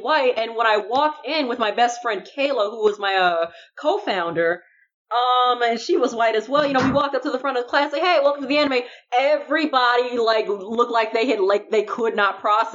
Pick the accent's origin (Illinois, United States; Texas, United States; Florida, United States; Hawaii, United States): Illinois, United States; Chicago; I was in the suburbs of Chicago for a long time